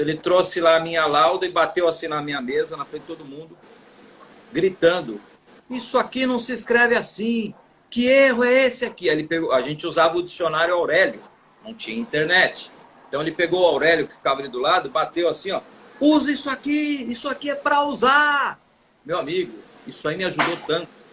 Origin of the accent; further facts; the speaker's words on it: São Paulo, Brazil; moved away as an adult; now in Fortaleza, Brazil; Sou paulistano, paulistano da Penha, na Zona Leste